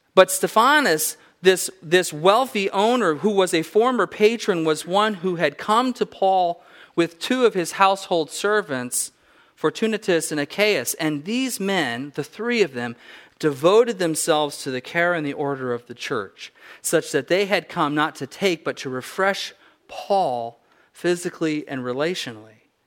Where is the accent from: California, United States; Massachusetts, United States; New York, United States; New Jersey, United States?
California, United States; Southern; I grew up in Southern California